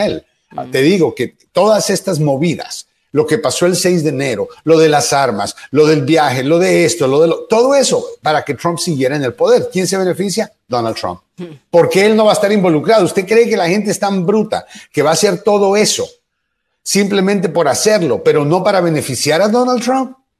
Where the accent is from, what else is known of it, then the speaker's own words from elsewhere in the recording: Guatemala; moved away; also born or lived in Honduras; nací en Guatemala, pero la mitad de mi vida me crié en Honduras y la otra mitad en Guatemala